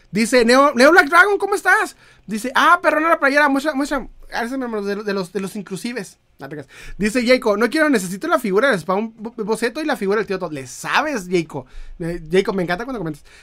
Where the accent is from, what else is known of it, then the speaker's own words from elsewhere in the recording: Chiapas, Mexico; born there; now in Monterrey, Mexico; yo nací en Chiapas y no hay nada que tianguis, no hay de tianguis. Cuando vine a, a, vivir a Monterrey me asombré de todo esto.